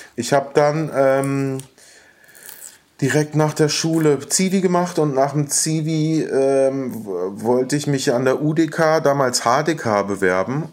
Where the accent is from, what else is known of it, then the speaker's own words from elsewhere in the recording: Berlin, Germany; In Westberlin. In ähm, aufgewachsen in Wilmersdorf in der Schlangenbader Straße